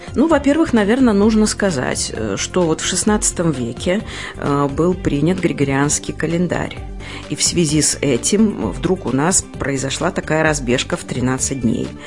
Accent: Pastavy, Vitebsk Region, Belarus; костел, э, который был в моем родном городе

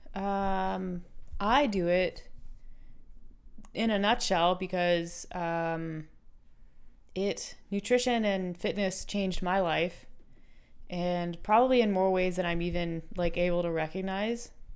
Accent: United States; moved away; I'm American

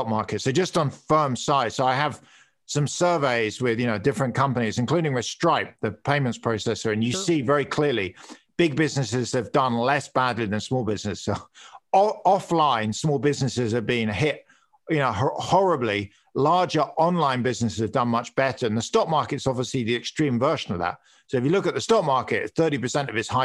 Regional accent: United Kingdom; accent: British; moved away; I'm British

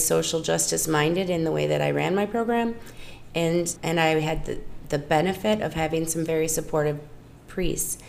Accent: Wausau, Wisconsin, United States; also born or lived in New Braunfels, Texas; I am from Wausau, in Wausau, Wisconsin, and I've lived there for the last 24 years

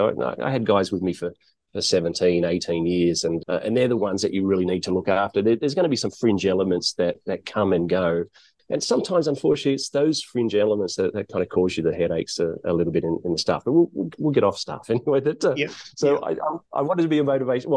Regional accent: Blacktown, New South Wales, Australia; moved away as an adult; now in Thailand; Born and bred in Sydney, born and bred in a place called Blacktown, which is kind of about an hour out of Sydney.

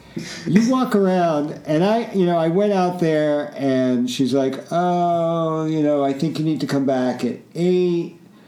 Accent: Plainfield, New Jersey, United States; Edison, New Jersey, the town next to where I grew up in Plainfield, New Jersey

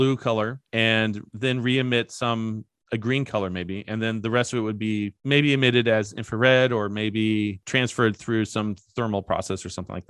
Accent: Kentucky, United States; I'm from Kentucky

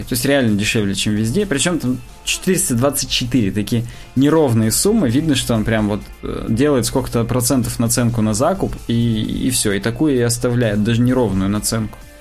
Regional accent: Russia

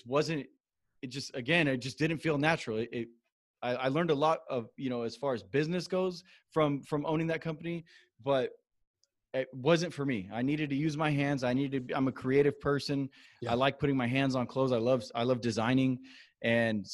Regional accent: Moreno Valley, California, United States; I grew up in a town called Moreno Valley in Southern California

